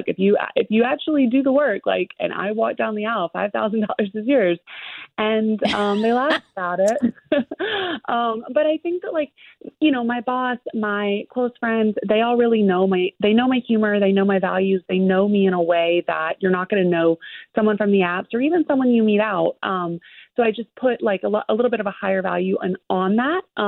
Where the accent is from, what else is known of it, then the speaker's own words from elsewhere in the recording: Alabama, United States; my dad's British, but I was raised in Alabama